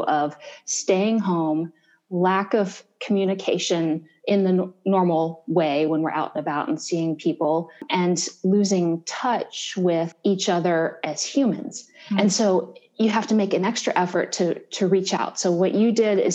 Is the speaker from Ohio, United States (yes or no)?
yes; Columbus, Ohio, United States; I'm from Columbus, Ohio, born and raised